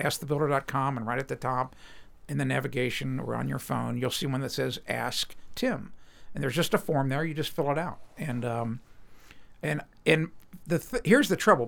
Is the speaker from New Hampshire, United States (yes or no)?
no; Cincinnati, Ohio, United States; I was born and raised in Cincinnati.